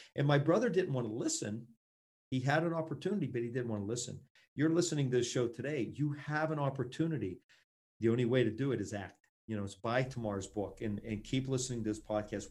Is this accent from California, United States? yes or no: no; Pittsburgh, Pennsylvania, United States; Pittsburgh, my hometown, and right where I'm